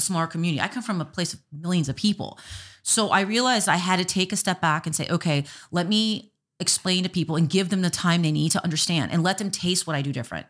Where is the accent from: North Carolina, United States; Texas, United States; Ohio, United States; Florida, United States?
Florida, United States; Miami; now in Minot, United States; I'm from Miami and they call it the Magic City.